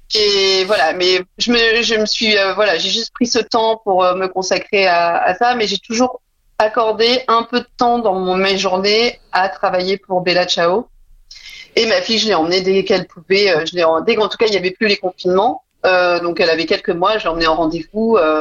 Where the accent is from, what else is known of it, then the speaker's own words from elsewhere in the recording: Dijon, Bourgogne-Franche-Comté, France; also born or lived in Paris; now in La Rochelle, France; je suis originaire de Dijon, j'y tiens parce que la Bourgogne, c'est une zone très, très chère à mon cœur